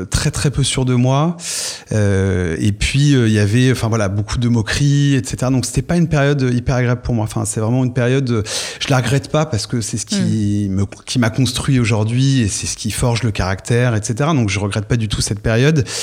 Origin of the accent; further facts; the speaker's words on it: Tours, Centre-Val de Loire, France; De Tours.